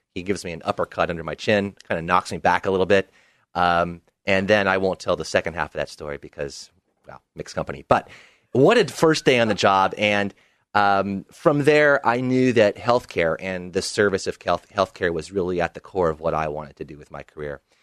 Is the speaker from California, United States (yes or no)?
no; Portland, Oregon, United States; also born or lived in Bermuda; Portland, uh, has always been my home. I spent only five years away from the City of Roses